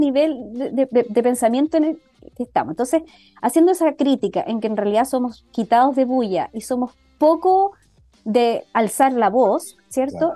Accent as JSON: {"language": "Spanish", "country": "Chile", "said": "como inmunólogos e inmunólogas de Chile"}